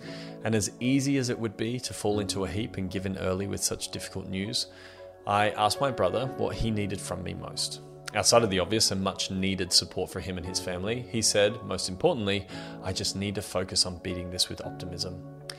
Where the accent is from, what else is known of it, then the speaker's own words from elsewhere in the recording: Australia; I'm 32 years old and I'm from Australia.